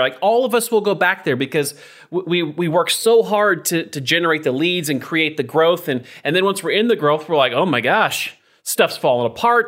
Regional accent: Idaho, United States; I'm from Idaho.

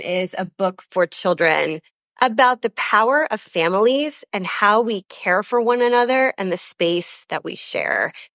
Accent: Canada; also born or lived in London, England; now in Chicago, United States; I'm actually Canadian. Uh, my family wa, is all born in Canada

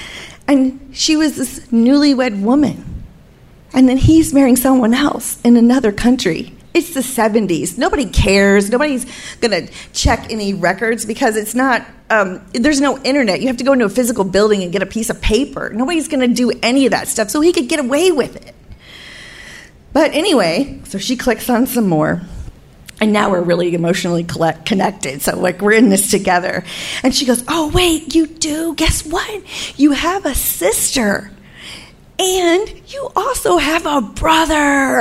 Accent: United States; I'm from America

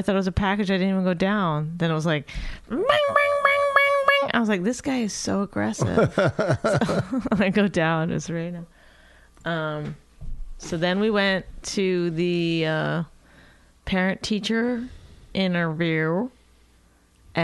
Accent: Canada; now in United States; I'm Canadian

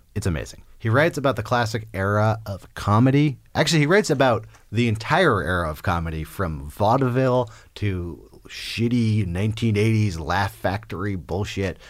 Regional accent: Berkeley, California, United States; I'm from Berkeley, California

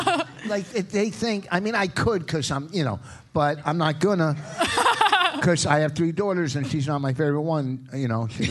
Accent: Hillsborough, New Jersey, United States

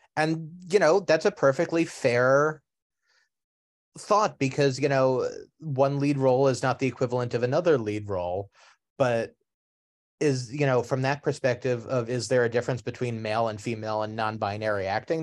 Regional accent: New York City, New York, United States; inner city New York City, where you know I grew up in in Queens

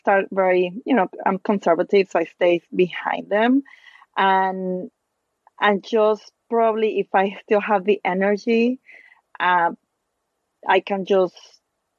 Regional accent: Torreón, Coahuila, Mexico; English is a second language; moved away as an adult; also born or lived in Princeton, New Jersey; now in New York, United States; I ran my first marathon in my hometown. So I am from Torreon in Mexico

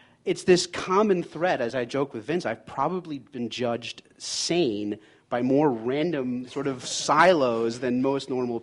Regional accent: New York, United States; also born or lived in Boston; I'm a New Yorker.

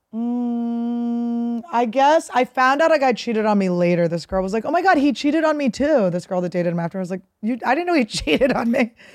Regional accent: Philadelphia, Pennsylvania, United States; also born or lived in New York; now in Los Angeles, United States; I'm from Philadelphia.

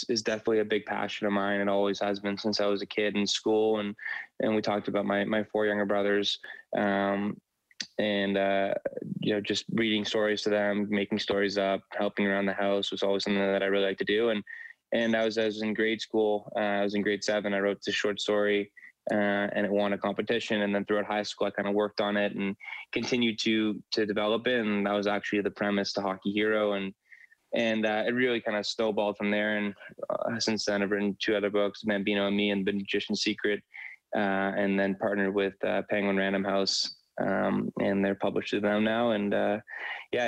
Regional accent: Toronto, Ontario, Canada; born or raised there

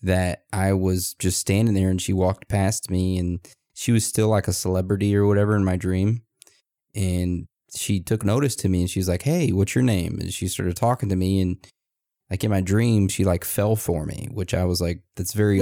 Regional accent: Texas, United States; born or raised there; now in Maine, United States

